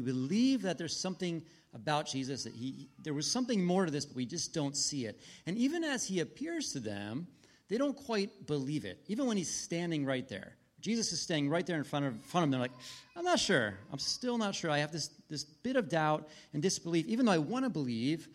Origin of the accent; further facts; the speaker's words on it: United States; We're missionaries from the United States